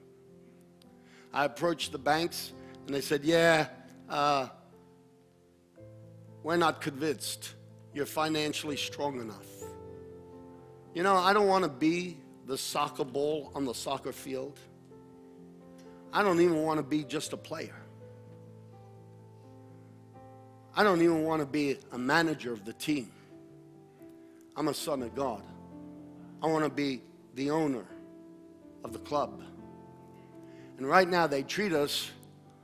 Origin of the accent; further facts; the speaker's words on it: United States; As Americans and as American Christians